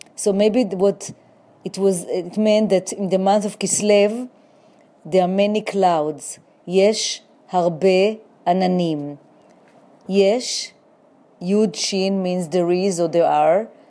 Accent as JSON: {"language": "English", "town": "Jerusalem", "region": "Jerusalem District", "country": "Israel", "tie": "born or raised there", "also_born_or_lived": "New York City", "moved": "yes", "lives_now": "New York, United States"}